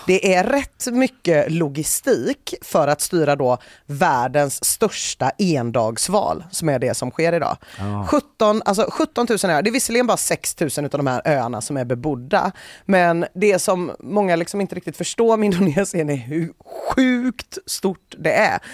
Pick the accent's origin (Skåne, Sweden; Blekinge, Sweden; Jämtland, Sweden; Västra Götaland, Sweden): Västra Götaland, Sweden; Gothenburg; hur man som göteborgare kan känna